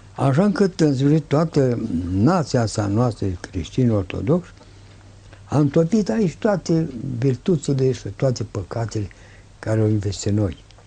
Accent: Romania

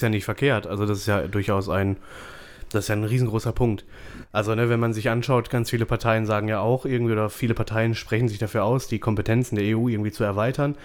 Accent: Germany; bei uns in Deutschland

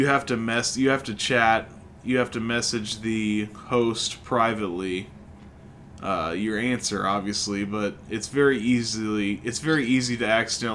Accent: Illinois, United States; we're from Illinois

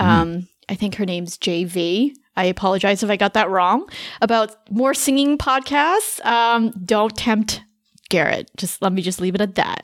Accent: Canada; moved away as an adult; now in United States; I'm Canadian

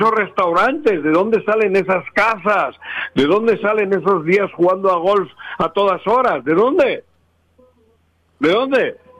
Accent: Cuernavaca, Morelos, Mexico; moved away; also born or lived in Jalisco; soy de Cuernavaca

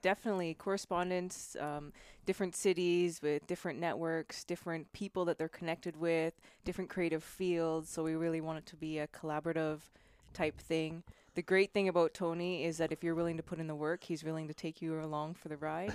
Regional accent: Canada; also born or lived in Spain / Italy / Germany; now in California, United States; born and raised in Canada and moved to Spain.

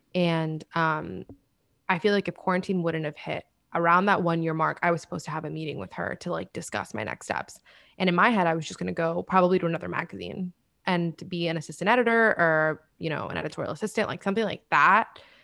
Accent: Miami, Florida, United States; moved away as an adult; also born or lived in Washington, D.C. / New York; I'm from Miami

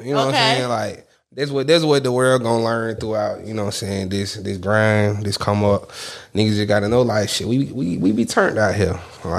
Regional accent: Atlanta, Georgia, United States; I was born in Crawford Long.

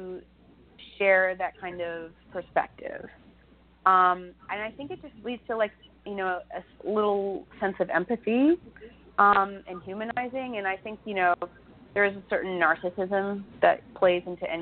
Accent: Ohio, United States; moved away; where I grew up, I was born in Ohio, and the Amish community that surrounded us

